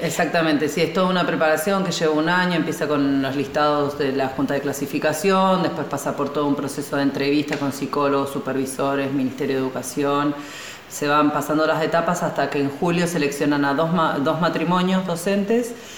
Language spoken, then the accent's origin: Spanish; Tierra del Fuego, Argentina; Ambos somos de Tierra del Fuego